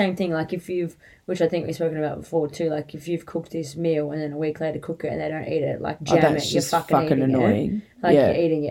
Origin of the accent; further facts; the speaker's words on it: Australia; Swimming in our family is a non-negotiable extracurricular activity that you are to do as a part of being an Australian, like, and living an Aussie life near the water.